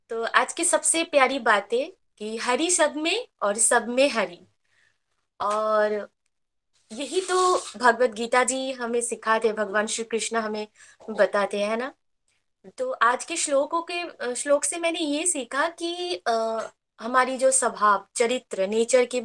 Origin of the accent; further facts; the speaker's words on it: West Bengal, India; और मैं वेस्ट बंगाल से बिलोंग करती हूँ